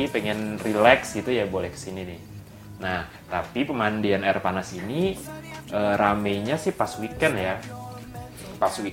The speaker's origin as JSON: {"language": "Indonesian", "region": "Bali", "country": "Indonesia", "said": "kalau kampung gua kan di Bali juga tuh, di Bali Utara."}